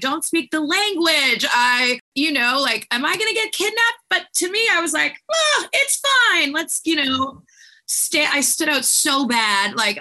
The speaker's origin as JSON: {"language": "English", "town": "Victoria", "region": "British Columbia", "country": "Canada", "tie": "born or raised there", "first_language": "French", "second_language": "English", "moved": "as an adult", "said": "we're two blondes from Canada"}